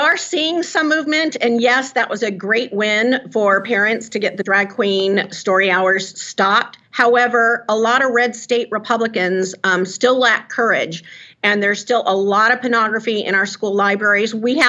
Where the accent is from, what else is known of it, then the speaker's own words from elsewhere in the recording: California, United States; now in Tennessee, United States; Well, it's interesting because I come from California. Our home base is California. So I did California politics for 25 years. And so I see it so easily in these red states being new to Tennessee.